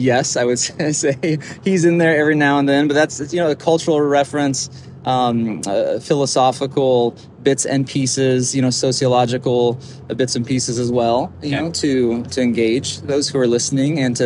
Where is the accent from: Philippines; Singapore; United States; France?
United States; Longmont, Colorado; moved away as an adult; now in Livermore, United States; So I'm from Colorado originally, born and raised. A town called Longmont, lived most of my life there